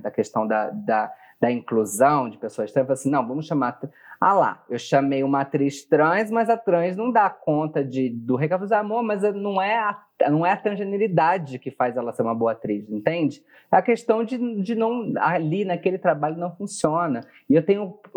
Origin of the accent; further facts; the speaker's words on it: Bebedouro, São Paulo, Brazil; moved away; De Bebedouro, do lado de tá. Barretos.